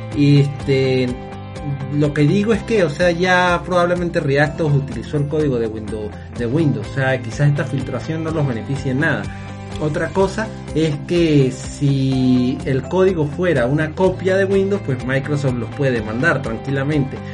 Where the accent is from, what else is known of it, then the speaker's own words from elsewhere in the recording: Mérida, Venezuela; en mi ciudad natal, Mérida